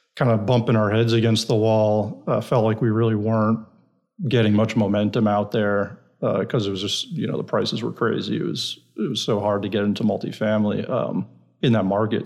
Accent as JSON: {"language": "English", "town": "New York City", "region": "New York", "country": "United States", "also_born_or_lived": "Iowa / San Francisco", "moved": "as an adult", "lives_now": "Texas, United States", "said": "I'm originally from New York, New York City, Brooklyn"}